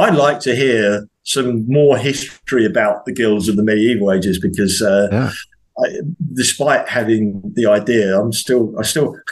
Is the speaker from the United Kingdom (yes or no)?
yes; England, United Kingdom; I'm an Englishman. I'm a truck driver.